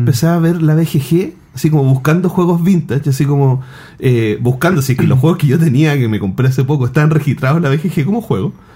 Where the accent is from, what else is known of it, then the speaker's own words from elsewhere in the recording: Chile; yo soy de Wynn, un pueblo que queda eh, a 45 minutos de Santiago